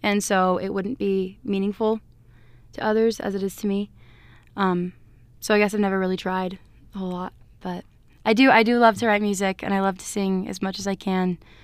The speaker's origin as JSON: {"language": "English", "town": "Everett", "region": "Washington", "country": "United States", "said": "I'm from Everett, Washington"}